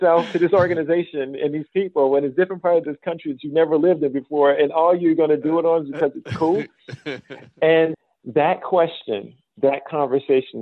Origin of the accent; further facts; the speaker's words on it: Chicago, Illinois, United States; moved away as an adult; also born or lived in Australia / New Zealand; I'm originally from the south side of Chicago. That's home for me.